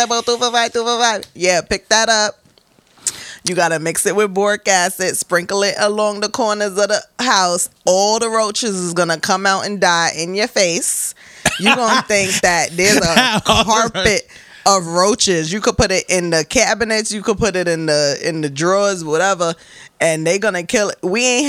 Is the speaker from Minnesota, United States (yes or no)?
no; Bronx, New York, United States; no, North okay. Bronx okay. with the West Indians.